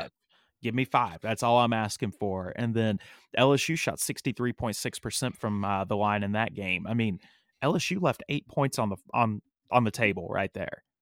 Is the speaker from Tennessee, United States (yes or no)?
yes; East Tennessee, United States; moved away as an adult; now in Nashville, United States; I grew up in East Tennessee, and there are two things that all East Tennesseans have in common.